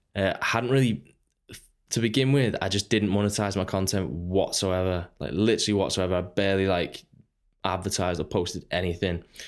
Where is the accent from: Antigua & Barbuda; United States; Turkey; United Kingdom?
United Kingdom; Runcorn, North West England; I Grew up on Runcorn. It's, uh, it's just a small town, Northwest.